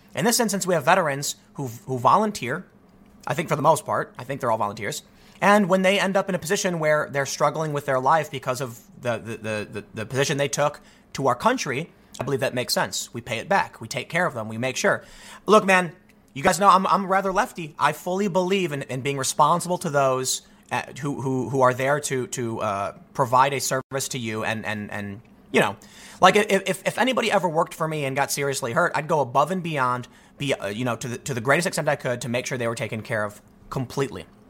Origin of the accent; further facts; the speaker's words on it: United States; as an American